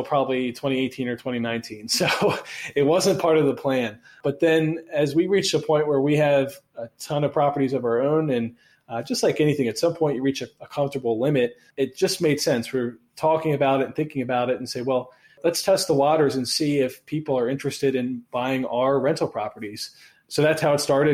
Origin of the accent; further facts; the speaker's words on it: Baltimore, Maryland, United States; we're both from Baltimore. We both live in Baltimore.